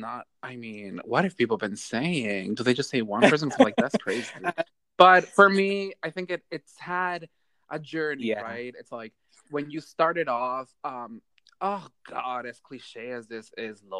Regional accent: Baltimore, Maryland, United States; I'm from Baltimore

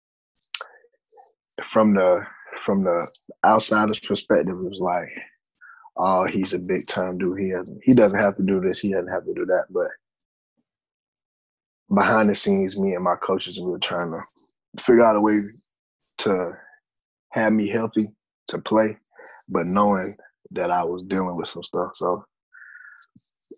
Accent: Spartanburg, South Carolina, United States; moved away; also born or lived in Virginia; I'm from Spartanburg, South Carolina. I went to Dorman High School, started playing football around age, six or seven

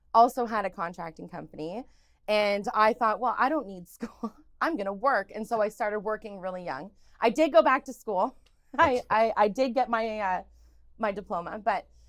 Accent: Oshawa, Ontario, Canada; born or raised there; also born or lived in Stephenville, Newfoundland and Labrador

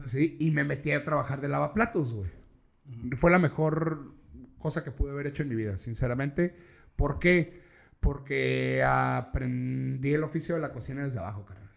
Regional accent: Tijuana, Baja California, Mexico; also born or lived in Saltillo, Coahuila; yo soy de aquí de Tijuana, reitero, pero yo me fui a vivir a Coahuila, a Saltillo Coahuila, unos años.

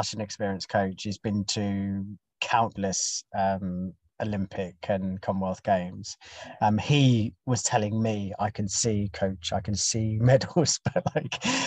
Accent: United Kingdom; I'm British as well

